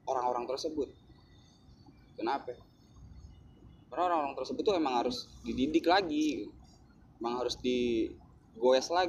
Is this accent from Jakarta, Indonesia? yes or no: yes; Jakarta, Indonesia; gue orang Betawi gue turun di seni gue orang seni